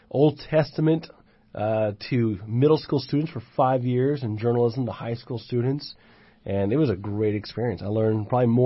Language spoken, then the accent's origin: English; Houston, Texas, United States; born there; also born or lived in Japan; I was born in Houston, Texas, and when I was about two and a half, we my parents flew off to Singapore to be trained to be missionaries in Japan